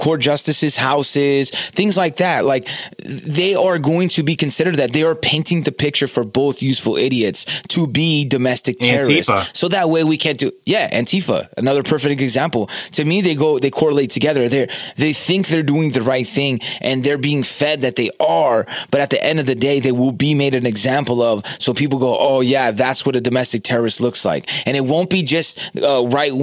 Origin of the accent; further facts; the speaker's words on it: California, United States; I'm from California. We have Carl's Jr.